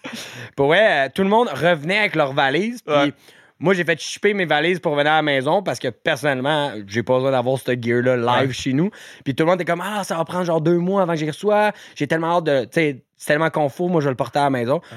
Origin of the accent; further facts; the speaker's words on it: Canada; en tant que Canadien